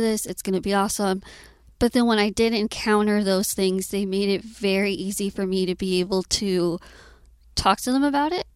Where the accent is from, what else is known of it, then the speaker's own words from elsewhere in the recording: Austin, Texas, United States; I was born and raised in Austin